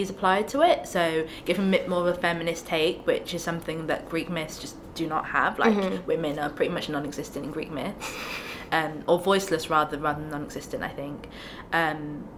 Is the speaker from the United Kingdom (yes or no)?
yes; United Kingdom; I grew up in Britain.